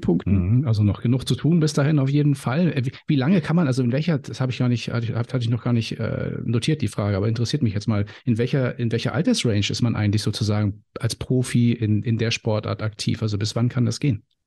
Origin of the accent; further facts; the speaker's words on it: Timmendorfer Strand, Schleswig-Holstein, Germany; Also ich kenne es in Timmendorfer Strand, wie gesagt, meine Heimat